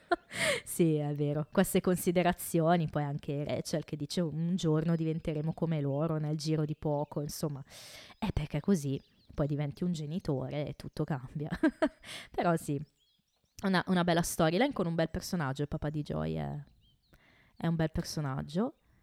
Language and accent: Italian; Italy; quello con le origini del nostro bel paese